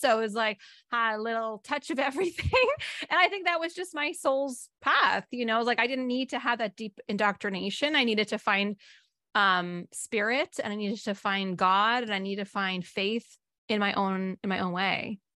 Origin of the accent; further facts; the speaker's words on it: Northern California, United States; I grew up in Northern California